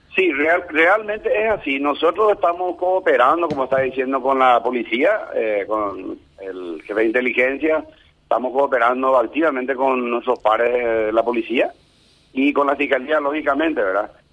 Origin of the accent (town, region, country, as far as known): Paraguay